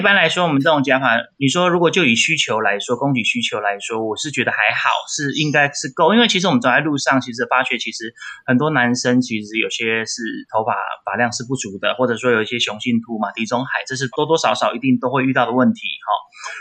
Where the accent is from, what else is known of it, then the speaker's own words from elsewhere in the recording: Taipei, Taiwan; 我是台北人